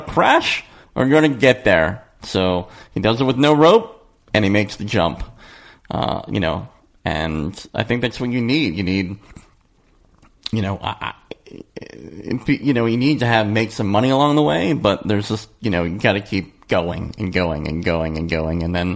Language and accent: English; Philadelphia, Pennsylvania, United States; moved away as an adult; now in Los Angeles, United States; I missed the East Coast. I'm from Philadelphia